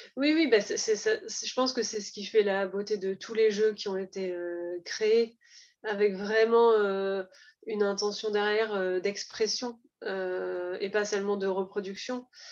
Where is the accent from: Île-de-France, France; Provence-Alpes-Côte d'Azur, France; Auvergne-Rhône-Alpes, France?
Provence-Alpes-Côte d'Azur, France; Var; je viens du Var